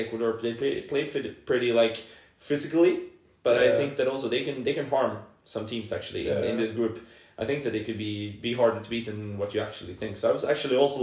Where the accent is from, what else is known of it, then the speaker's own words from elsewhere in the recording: Solna, Stockholm County, Sweden; I was born and raised in Solna